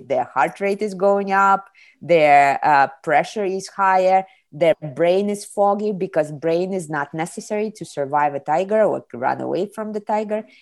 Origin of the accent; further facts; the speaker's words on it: Kazakhstan; moved away as an adult; now in Ohio, United States; I was born in the Soviet Union, raised in Kazakhstan, and in 98 I came to the United States to study in college